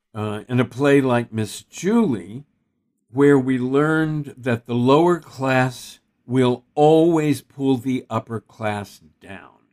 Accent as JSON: {"language": "English", "region": "Texas", "country": "United States", "tie": "born or raised there", "said": "I grew up in Texas"}